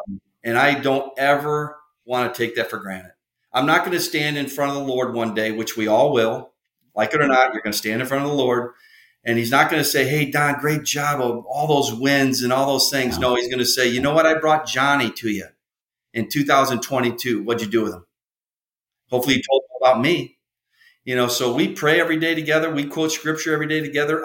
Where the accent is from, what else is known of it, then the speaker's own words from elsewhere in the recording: Illinois, United States; I'm from Illinois